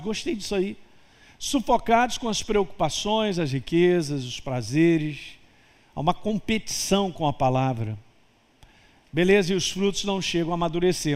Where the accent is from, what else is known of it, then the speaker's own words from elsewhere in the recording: Governador Valadares, Minas Gerais, Brazil; Aonde eu nasci, governador Valadólares. Nasci lá